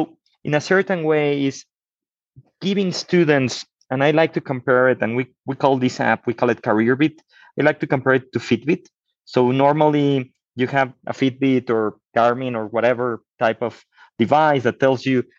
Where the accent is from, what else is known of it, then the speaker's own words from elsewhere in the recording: Mexico; I'm from Mexico.